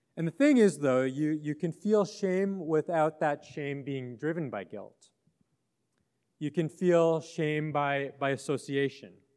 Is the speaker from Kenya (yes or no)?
no; Western Canada, Canada; I grew up in Western Canada on, on the plains there